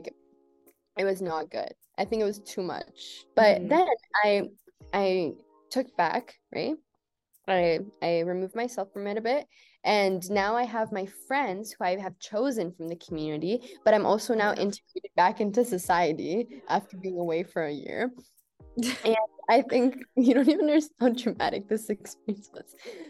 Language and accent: English; Iran; born there; I never hid the fact that like I was born in Iran, but that would never come up.